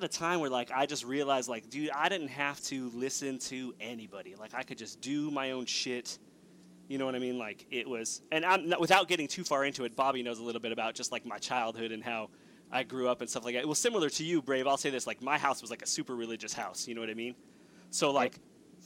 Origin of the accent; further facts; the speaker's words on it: Los Angeles, California, United States; I grew up in Los Angeles